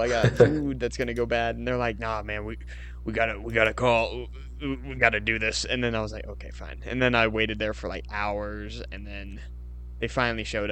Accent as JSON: {"language": "English", "region": "Indiana", "country": "United States", "said": "I'm from Indiana"}